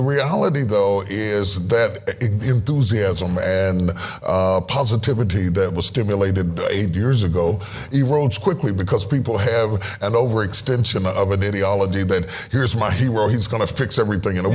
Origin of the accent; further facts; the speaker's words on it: West Virginia, United States; I'm from West Virginia